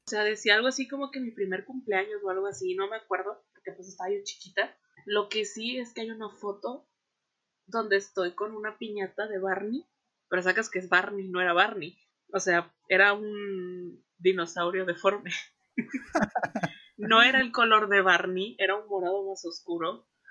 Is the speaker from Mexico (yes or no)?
yes; Veracruz, Mexico; now in Monterrey, Mexico; yo soy de Veracruz